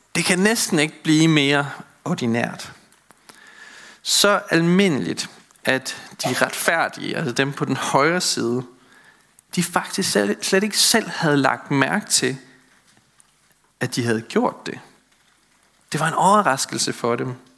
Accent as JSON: {"language": "Danish", "area": "Møn", "region": "Zealand", "country": "Denmark", "tie": "born or raised there", "said": "I den landsbykirke, hvor jeg voksede op på Møn"}